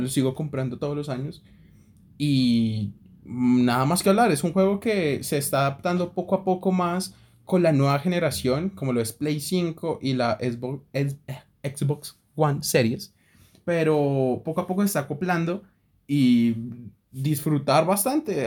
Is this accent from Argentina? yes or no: no; Colombia; como colombiano